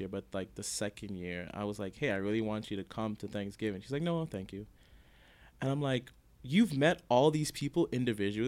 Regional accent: Jamaica; I'm Jamaican, and her family.

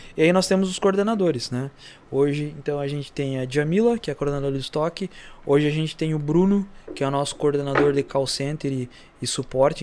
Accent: Santa Rosa, Rio Grande do Sul, Brazil; Da Vila Flores, então, eu nasci lá, né? sou natural da Vila Flores, de Santa Rosa

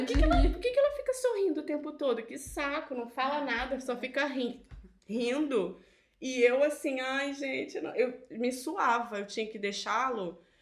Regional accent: Brazil; moved away as an adult; somos brasileiras

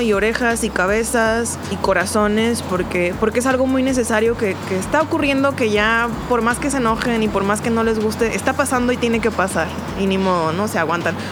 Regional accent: Ensenada, Baja California, Mexico; moved away as an adult; now in Guadalajara, Mexico; cuando recién llegué a Guadalajara, este, soy, de, soy de Ensenada, soy de La Baja

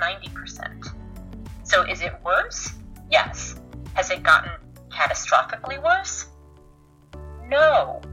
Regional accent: United States; now in United Kingdom; Yes, and British now

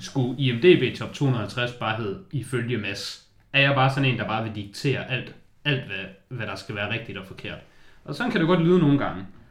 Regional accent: Denmark; jeg er jyde og lever op til jydestøvtyperne

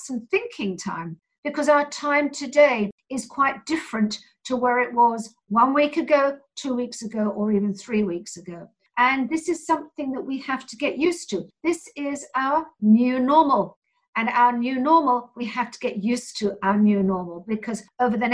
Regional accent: London, United Kingdom; I'm from London

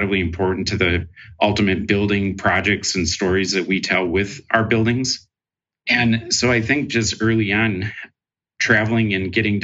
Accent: Wausau, Wisconsin, United States; moved away; I was raised in Wausau, Wisconsin, a small town in central Wisconsin.

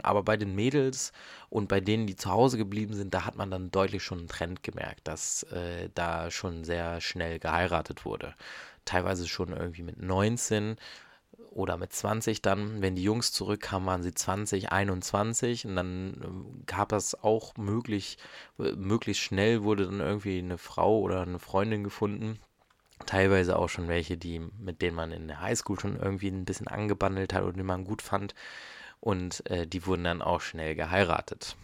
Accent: Germany; bei uns in Deutschland

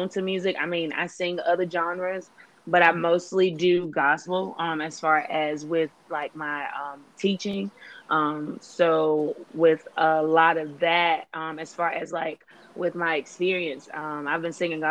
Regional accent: Clinton, North Carolina, United States; I hail from North Carolina, specifically Clinton.

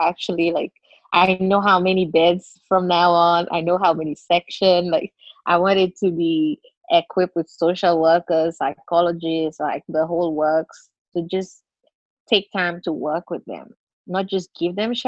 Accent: Seychelles; I'm from Seychelles. It's a group of islands in the Indian Ocean, part of Africa

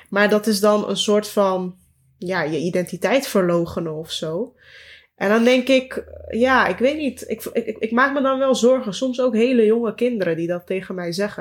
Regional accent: Amsterdam, North Holland, Netherlands; toen ik in Bosselommer woonde, nog bij mijn ouders

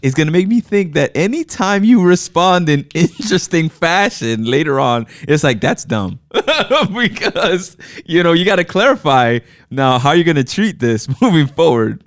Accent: New York City, New York, United States; also born or lived in Manhattan; I was born in Manhattan, but I grew up in the Bronx.

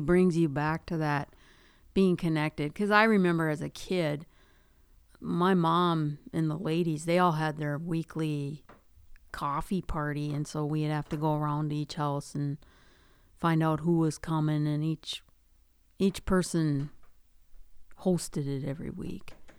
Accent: Duluth, Minnesota, United States; I grew up in Duluth, so I grew up in the city

